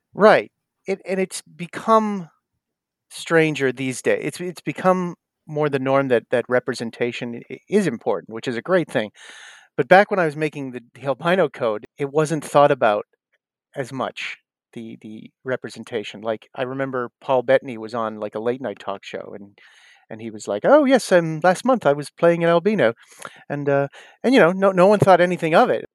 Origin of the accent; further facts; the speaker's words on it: South Shore, Massachusetts, United States; moved away; also born or lived in Los Angeles / New York; I grew up in South Shore, Mass